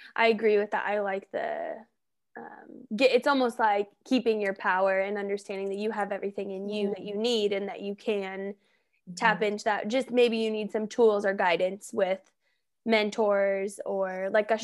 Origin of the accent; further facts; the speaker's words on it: Colorado, United States; I'm from Colorado, so I'm familiar with Denver and all those areas